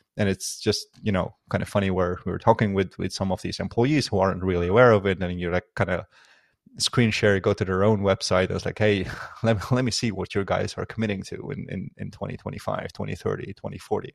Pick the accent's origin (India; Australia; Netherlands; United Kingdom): Netherlands; also born or lived in Afghanistan; I was born in Afghanistan. Um, in nineteen ninety-two, and, uh, lived there for a couple of years, and I was very little, uh, obviously, uh, due to the war and any conflict, uh, moved to the Netherlands, uh, when I was only seven. And that's where I, um, kinda spent the rest of my life